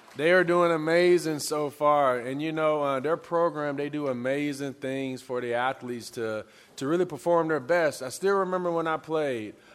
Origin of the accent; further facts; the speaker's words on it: Pine Bluff, Arkansas, United States; moved away; also born or lived in Lincoln, Nebraska; I'm originally from Pine Bluff, Arkansas